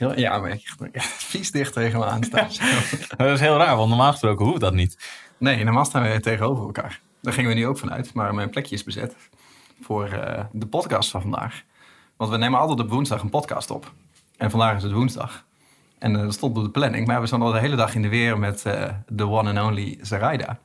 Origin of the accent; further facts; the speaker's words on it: East Groningen, Netherlands; ik kom uit Oost-Groningen